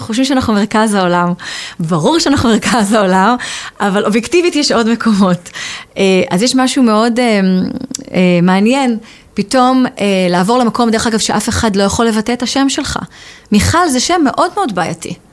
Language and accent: Hebrew; Israel; accent: Israeli; moved away as an adult; also born or lived in England; now in United Kingdom; אני גדלתי בישראל